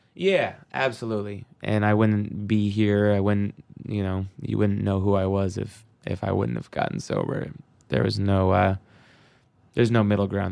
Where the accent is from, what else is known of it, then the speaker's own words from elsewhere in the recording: Seattle, Washington, United States; growing up in Seattle, I mean, in the nineties, it was the mecca of grunge